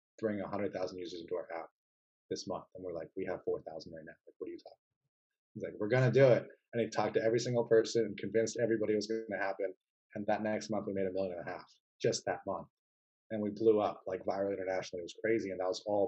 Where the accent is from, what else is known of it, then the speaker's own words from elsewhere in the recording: Silicon Valley, California, United States; I grew up in Silicon Valley